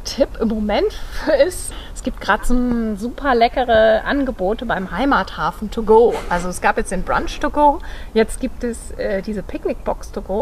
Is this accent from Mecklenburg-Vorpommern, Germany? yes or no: no; North Sea coast near Cuxhaven, Lower Saxony, Germany; moved away; Ich bin an der Nordsee. Ich komme von der Nordseeküste in der mhm. Nähe von Cuxhaven